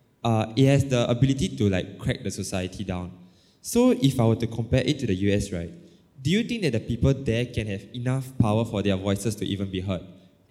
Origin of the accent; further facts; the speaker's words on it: Singapore; I'm from Singapore